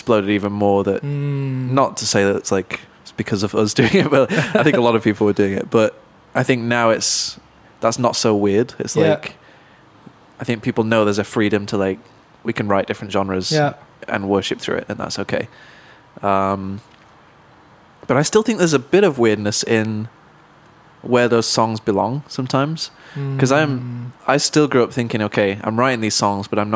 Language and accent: English; Manchester, North West England, United Kingdom; growing up in Manchester, where it's very diverse musically.